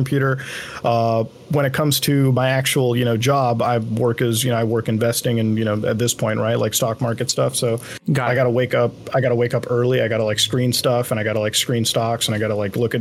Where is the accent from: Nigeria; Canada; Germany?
Canada; also born or lived in India; Growing up in Canada is about, I guess, one could expect. Like, I mean, I had a normal childhood